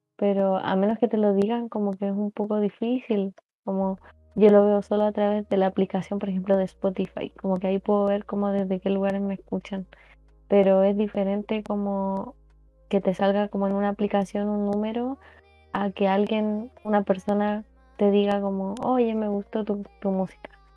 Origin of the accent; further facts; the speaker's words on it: Talagante, Santiago Metropolitan Region, Chile; Yo soy de, una, de un pueblito muy pequeño que es muy poco conocido y se llama Talagante.